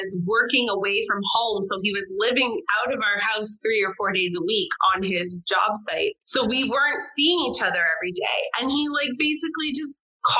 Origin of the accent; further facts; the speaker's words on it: Canada; moved away as an adult; now in France; As a Canadian